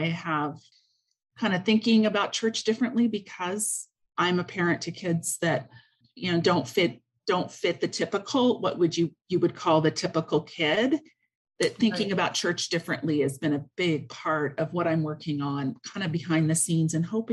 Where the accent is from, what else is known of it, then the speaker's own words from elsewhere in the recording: Kansas, United States; moved away as an adult; now in Alberta, Canada; I grew up in Kansas and went to the seminary is how I met my husband, and he brought me up here.